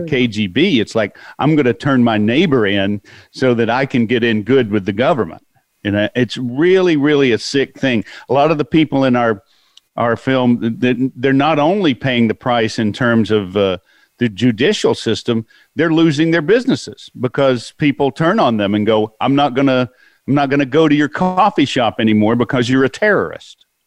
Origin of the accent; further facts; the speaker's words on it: California, United States; I'm from California